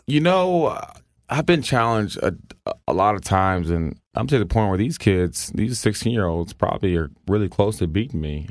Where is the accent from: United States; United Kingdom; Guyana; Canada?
United States; the South; I grew up in the South